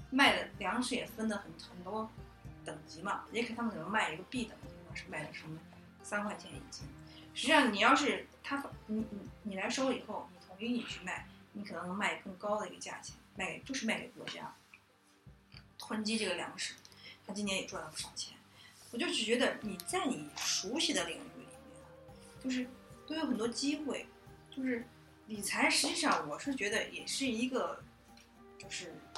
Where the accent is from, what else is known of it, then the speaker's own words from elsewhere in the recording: China; 就好像我们中国人是不是从古到今都喜欢比较感性的看问题